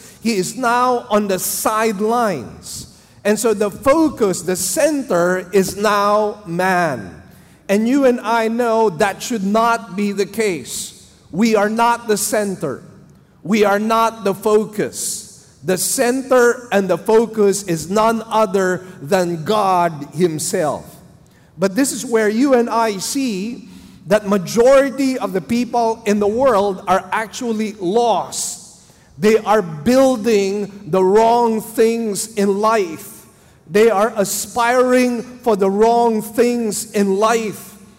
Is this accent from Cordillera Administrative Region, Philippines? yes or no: no; Manila, Metro Manila, Philippines; English is a second language; my wife and I came here. We came from Manila. We did not really understand the Cebuano dialect. I actually had to learn the language myself for about 2 years.